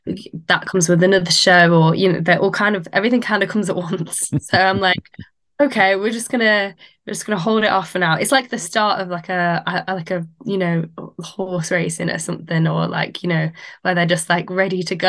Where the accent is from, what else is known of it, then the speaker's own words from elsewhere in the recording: Manchester, North West England, United Kingdom; I am from Manchester.